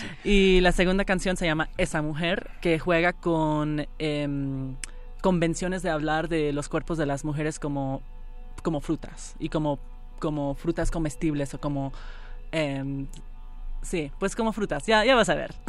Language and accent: Spanish; Miami, Florida, United States; nos criamos en Miami